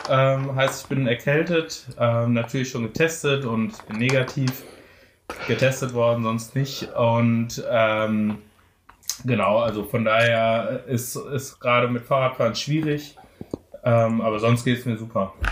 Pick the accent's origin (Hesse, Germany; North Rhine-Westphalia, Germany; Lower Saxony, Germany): Hesse, Germany; Frankfurt am Main; also born or lived in Dortmund / Bochum; und dann sind wir nach Frankfurt am Main gezogen. Oh. Und dort bin ich tatsächlich aufgewachsen.